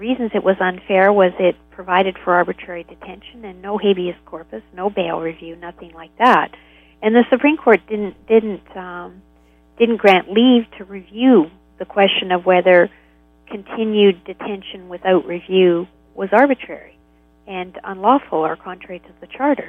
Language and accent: English; Canada; as a Canadian